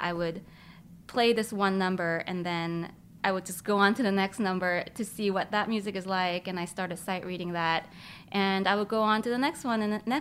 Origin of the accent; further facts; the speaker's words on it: South Korea; I was born in Korea